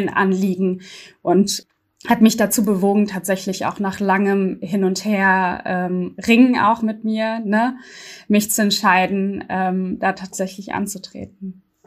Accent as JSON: {"language": "German", "region": "Berlin", "country": "Germany", "tie": "born or raised there", "said": "in dem Wahlkreis, wo ich aufgewachsen bin, im Gesundbrunnen und Wedding"}